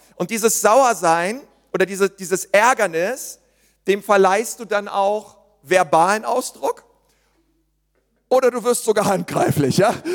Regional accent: Berlin, Germany; ich bin ja Berliner

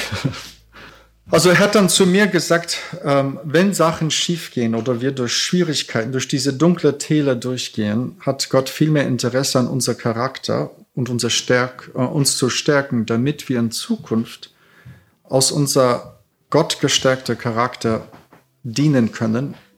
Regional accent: Canada; now in Germany; Ich bin Kanadier

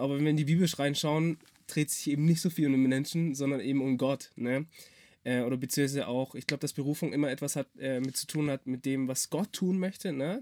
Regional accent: Swabia, Germany; ich bin halt Schwabe

